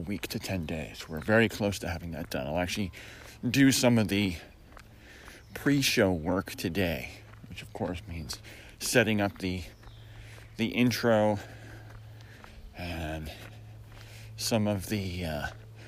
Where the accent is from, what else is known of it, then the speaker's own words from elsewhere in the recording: Syracuse, New York, United States; moved away; I grew up in Syracuse, New York, in a place that rivals Seattle for clouds